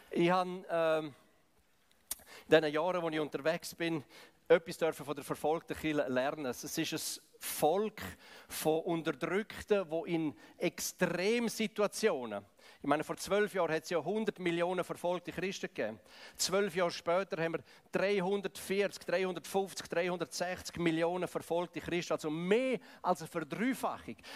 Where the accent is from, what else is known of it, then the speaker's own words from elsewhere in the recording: Graubünden, Switzerland; Ich komme ja aus dem Kanton Graubünden, ich komme aus dem Balkan von Schweiz, eigentlich aus dem Osten, aus dem Ostblock von Schweiz.